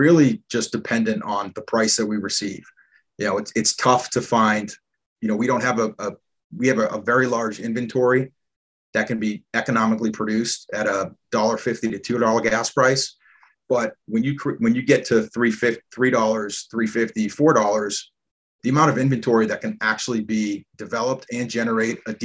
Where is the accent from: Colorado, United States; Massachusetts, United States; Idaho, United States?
Massachusetts, United States; moved away; I grew up in Massachusetts